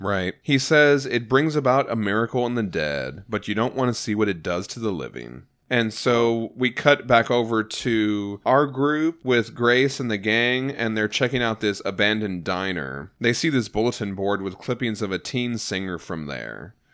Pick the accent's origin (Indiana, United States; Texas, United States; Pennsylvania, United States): Texas, United States; We're from Texas